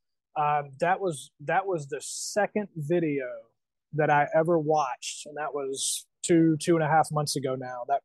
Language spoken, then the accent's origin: English; United States; as an American fan